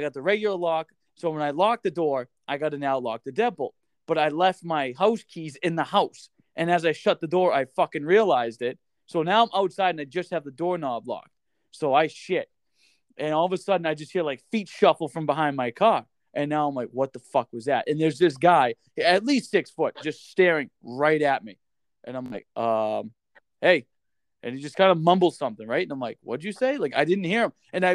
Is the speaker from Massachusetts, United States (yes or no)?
yes; Boston, Massachusetts, United States; moved away as an adult; now in North Dakota, United States; growing up in Massachusetts